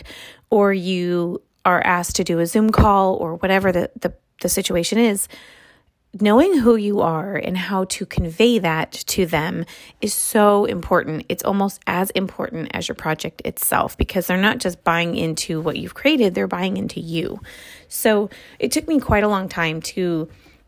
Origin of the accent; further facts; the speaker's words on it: Los Angeles, California, United States; also born or lived in Santa Monica; I am from Santa Monica, but I'm Los Angeles born and bred.